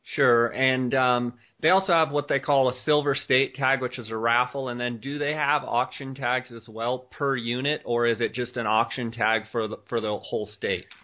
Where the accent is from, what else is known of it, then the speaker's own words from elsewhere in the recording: Arizona, United States; here in my home state of Arizona